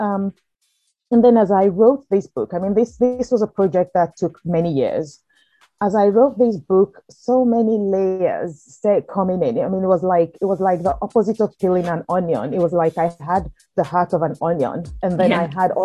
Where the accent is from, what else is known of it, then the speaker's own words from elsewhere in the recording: Nigeria; moved away as an adult; also born or lived in United Kingdom; now in United States; I grew up in Nigeria till I was in my early 20s before going to the UK to study law and then eventually moving to the US.